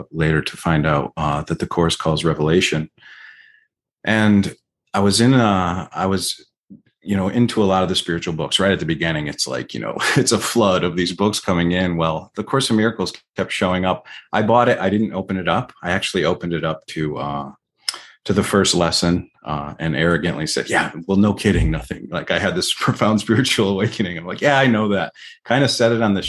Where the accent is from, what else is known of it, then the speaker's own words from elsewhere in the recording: Cromwell, Connecticut, United States; moved away as an adult; now in Nevada, United States; I grew up in Connecticut. I spent the first 40 years of my life in Connecticut